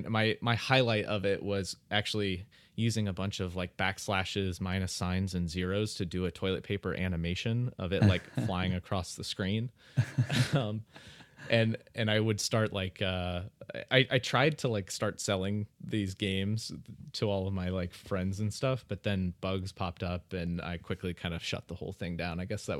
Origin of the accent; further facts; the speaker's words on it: Dayton, Ohio, United States; also born or lived in St. Louis, Missouri; I grew up, well, I was born in St. Louis, Missouri, but when I was real young, I moved to Dayton, Ohio. And I spent the first, like, really the first kind of like 20 years of my life, 20, 25 years of my life in Dayton, Ohio.